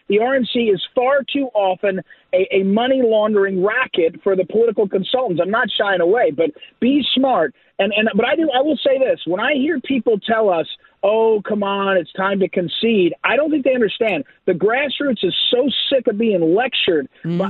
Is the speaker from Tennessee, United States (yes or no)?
no; New Jersey, United States; I grew up in New Jersey